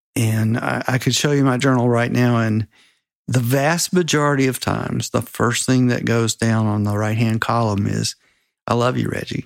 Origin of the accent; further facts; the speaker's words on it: Spartanburg, South Carolina, United States; I grew up in Spartanburg, South Carolina